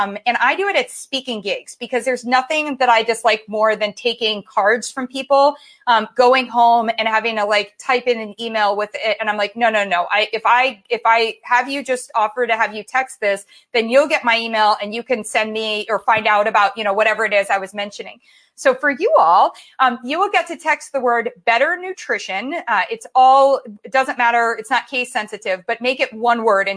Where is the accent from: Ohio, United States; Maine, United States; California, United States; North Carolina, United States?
Ohio, United States; Columbus; moved away as an adult; also born or lived in Michigan / New York / San Francisco / Los Angeles; I grew up in Columbus, Ohio